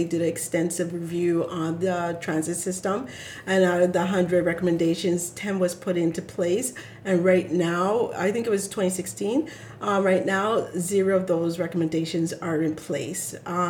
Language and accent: English; Zimbabwe; moved away; When I lived in Sudbury, I love telling this story, but we moved and we're coming from Zimbabwe.